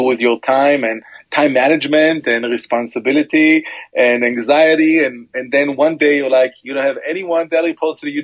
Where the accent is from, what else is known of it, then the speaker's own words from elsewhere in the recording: Omer, Southern District, Israel; also born or lived in Tel Aviv, Israel / Hoboken, United States; born and raised in Be'er Sheva, which is the actually Omer, it's a town near Be'er Sheva, which is in the south part of Israel